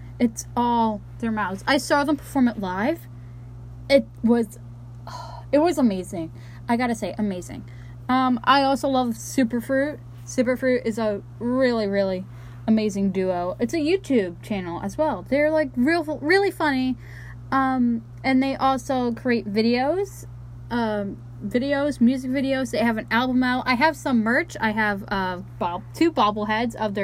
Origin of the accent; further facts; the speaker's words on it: New York, United States; I am from New York